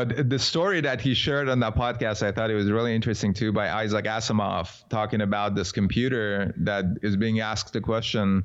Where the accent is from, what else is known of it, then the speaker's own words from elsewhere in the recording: Iran; I was born in Iran